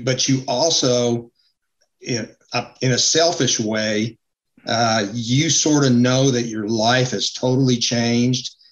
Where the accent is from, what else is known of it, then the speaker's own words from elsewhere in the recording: Utah, United States; moved away as an adult; now in North Carolina, United States; Was born and raised in Utah. Uh, came out to North Carolina uh, to go to school